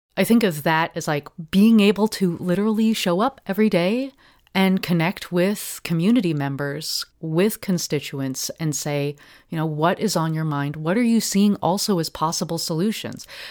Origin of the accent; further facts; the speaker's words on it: Portland, Oregon, United States; I grew up in Park Rose uh, neighborhood